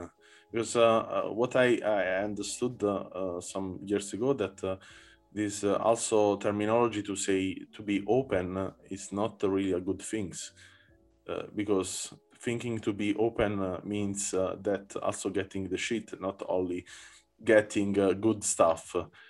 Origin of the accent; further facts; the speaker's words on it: Naples, Campania, Italy; moved away as an adult; I come from Naples, and Naples also is a city a bit of freedom in a way.